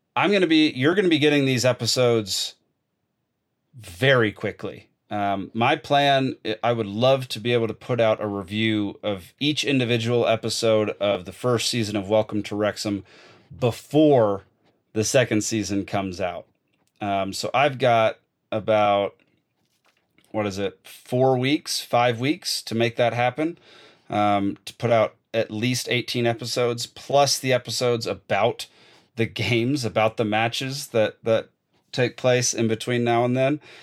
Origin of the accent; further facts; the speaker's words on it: Dallas, Texas, United States; I'm a proud Texan from Dallas, Texas